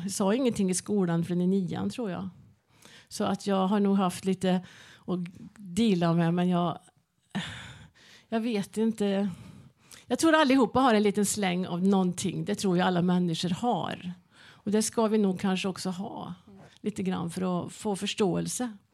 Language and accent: Swedish; Värmland, Sweden; jag kommer ifrån Värmland